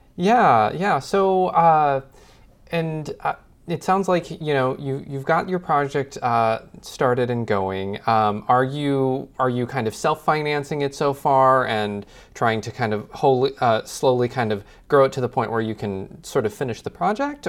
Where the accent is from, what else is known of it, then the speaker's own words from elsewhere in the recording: Midwest, United States; being a sort of Midwest boy myself